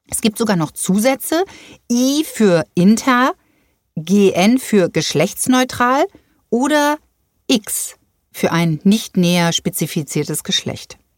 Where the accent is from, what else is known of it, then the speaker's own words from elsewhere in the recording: Groß Grönau, Schleswig-Holstein, Germany; Also ich komme aus Großgrönau.